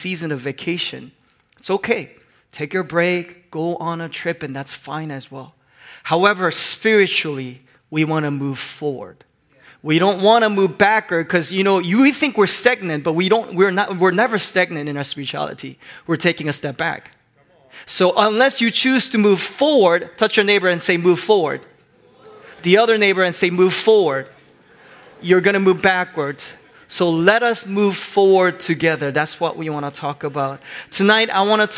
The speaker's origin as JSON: {"language": "English", "country": "Hong Kong", "tie": "born or raised there", "moved": "yes", "said": "I grew up in Hong Kong"}